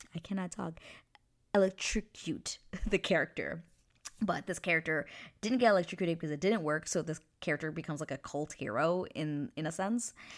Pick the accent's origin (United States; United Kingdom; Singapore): United States; now in New Westminster, Canada; I am an American citizen, but I do live in Canada